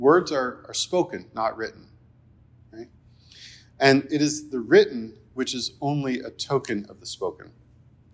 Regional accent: New Jersey, United States; I'm from New Jersey

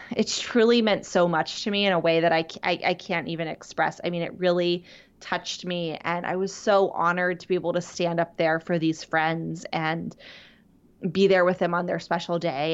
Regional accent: Pittsburgh, Pennsylvania, United States; moved away; I am from the Pittsburgh area

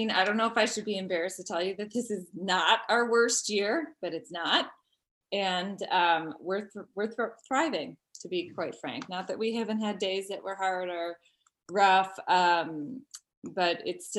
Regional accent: Chicago, Illinois, United States; also born or lived in Florida; My family moved around a little bit, but we're originally from Chicago, moved to Marco Island, Florida, and I came back.

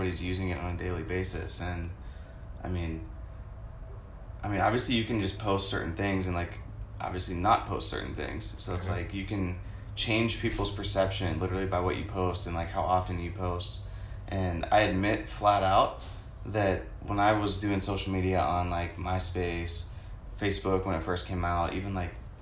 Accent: Pittsburgh, Pennsylvania, United States; also born or lived in California; now in Tampa, United States; I grew up in Pittsburgh. I was born in California, but it doesn't really count because I moved when I was like 2. Pretty much grew up in Pittsburgh, went to the same high school as Alex and Tom

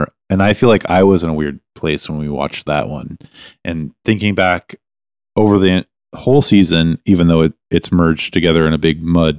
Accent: Canada; We're Canadian.

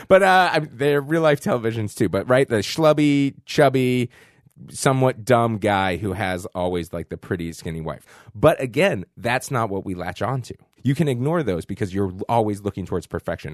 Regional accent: Boston, Massachusetts, United States; also born or lived in San Francisco; now in New York, United States; I'm from Boston, Massachusetts

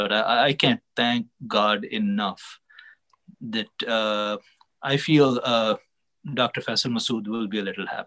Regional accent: Pakistan; now in United States; being a Pakistani

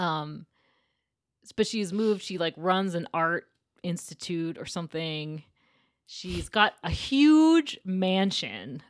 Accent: Portland, Maine, United States; I grew up right outside of Portland, Maine

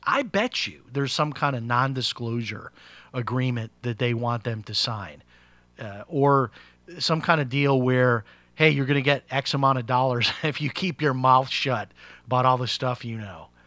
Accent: Chicago, Illinois, United States; I grew up in Chicago

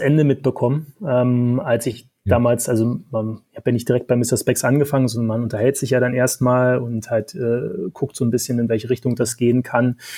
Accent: Berlin, Germany; accent: Berlin dialect; das hört man ab und zu am Dialekt. Ähm, ich bin Berliner, Urberliner

